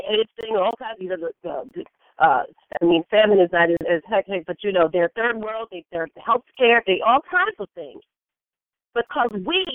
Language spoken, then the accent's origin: English; United States; as American blacks, because that's what I am. I consider myself an American black